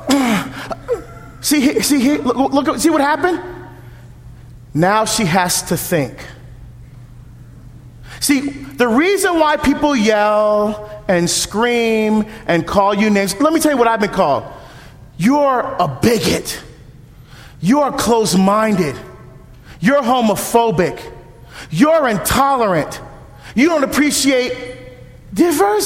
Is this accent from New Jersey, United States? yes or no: yes; New Jersey, United States; now in Oregon, United States; I'm from Jersey.